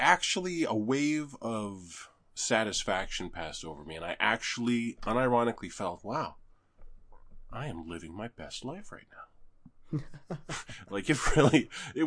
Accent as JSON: {"language": "English", "country": "Canada", "said": "being a Canadian"}